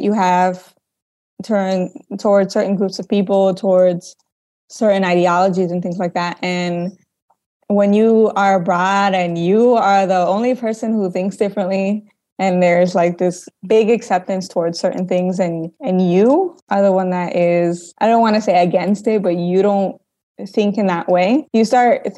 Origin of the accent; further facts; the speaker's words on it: Chicago, Illinois, United States; moved away as an adult; also born or lived in Holland, Michigan; now in Salvador, Brazil; I'm originally from Chicago, Illinois, but I went to school in Holland, Michigan called Hope College